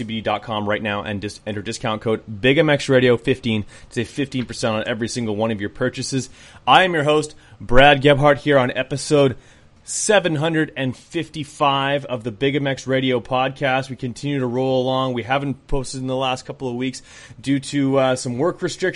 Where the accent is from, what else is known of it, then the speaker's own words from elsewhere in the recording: Canada; as Canadian as I am